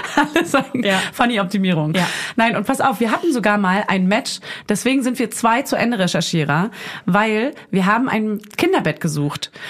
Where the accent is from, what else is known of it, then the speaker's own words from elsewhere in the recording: Berlin, Germany; Also Berlin ist meine Heimat